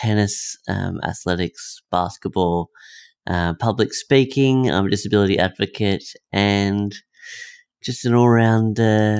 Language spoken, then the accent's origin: English; Melbourne, Victoria, Australia; I'm from Melbourne, Victoria.